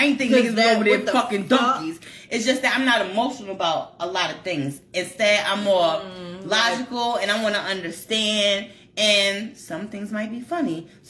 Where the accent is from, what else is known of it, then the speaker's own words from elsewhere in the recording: Colombia; I'm from Colombia.